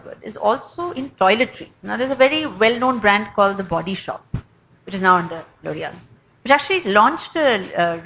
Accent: Bangalore, Karnataka, India; moved away; also born or lived in Delhi; I'm from Bangalore

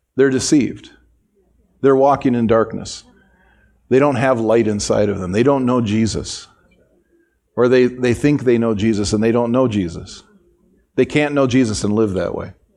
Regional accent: United States; as an American

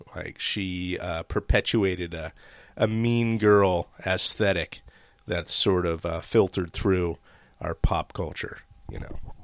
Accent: Seattle, Washington, United States; we grew up in Seattle and, or Seattle area

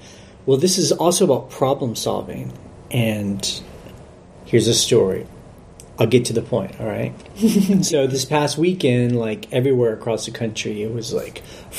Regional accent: Texas, United States; moved away; and I'm from Texas.

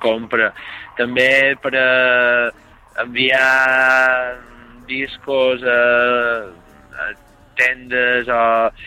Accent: Serra de Tramuntana village, Mallorca, Balearic Islands, Spain; som d'un poble en estat de tramuntana que és Mascari

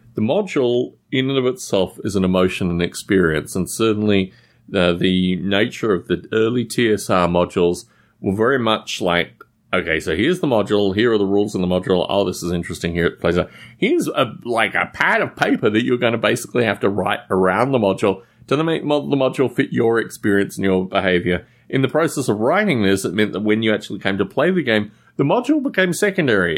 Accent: Australia; I was growing up in Australia at the time.

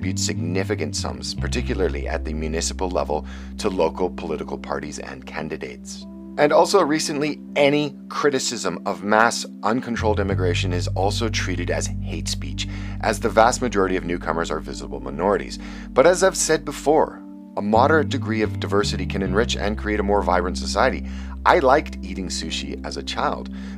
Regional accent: Vancouver, British Columbia, Canada; my hometown of Vancouver

